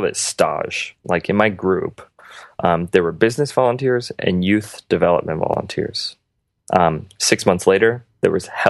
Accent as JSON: {"language": "English", "town": "Phoenix", "region": "Arizona", "country": "United States", "tie": "born or raised there", "also_born_or_lived": "Morocco", "said": "I grew up in Phoenix."}